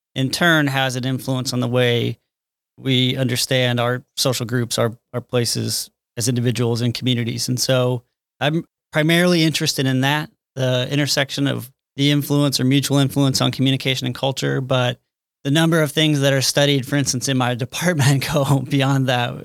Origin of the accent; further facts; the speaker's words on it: Kansas City, United States; I had to get back to, um, Kansas City, suburb of Kansas City